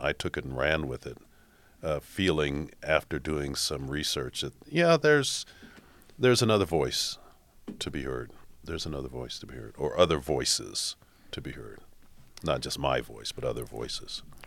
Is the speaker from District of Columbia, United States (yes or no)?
yes; Washington, District of Columbia, United States; also born or lived in New York City / Boston; now in Toledo, United States; I grew up in Washington, D C